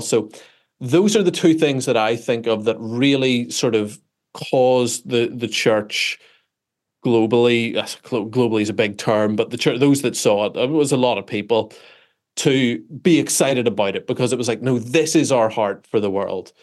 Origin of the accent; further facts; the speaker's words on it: Belfast, Northern Ireland, United Kingdom; I am, uh, from Belfast, Northern Ireland